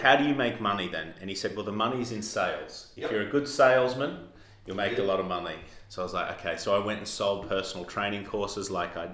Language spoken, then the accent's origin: English; Armidale, New South Wales, Australia; accent: Australian; moved away as an adult; now in London, United Kingdom; I'm from Australia, as you can tell from my accent, and I started in the outback in Australia, a place called Armidale.